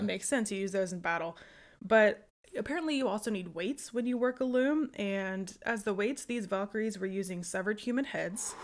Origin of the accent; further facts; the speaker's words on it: United States; I'm American